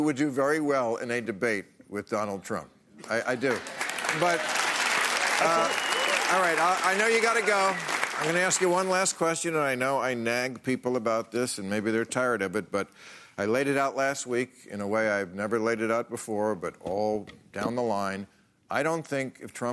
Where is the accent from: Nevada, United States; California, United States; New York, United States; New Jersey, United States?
New Jersey, United States; moved away; my home state of New Jersey